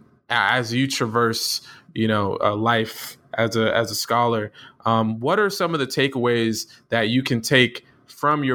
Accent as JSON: {"language": "English", "region": "Florida", "country": "United States", "moved": "yes", "lives_now": "North Carolina, United States", "said": "I'm from Florida"}